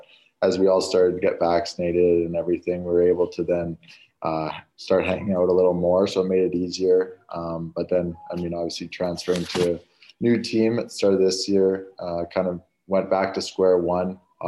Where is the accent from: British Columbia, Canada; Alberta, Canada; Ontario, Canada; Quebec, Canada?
British Columbia, Canada; North Vancouver; Obviously, growing up, you're just outside of the city, but you still kind of have the big city feel, like you said.